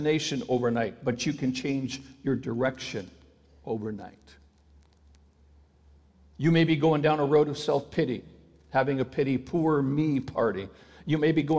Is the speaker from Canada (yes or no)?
yes; Ontario, Canada; I had a public school friend who lived in the same city as I did, even though we grew up in Ontario